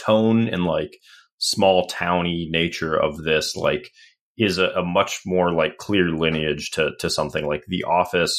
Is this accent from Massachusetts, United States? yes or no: no; St. Cloud, Minnesota, United States; I grew up in St. Cloud, Minnesota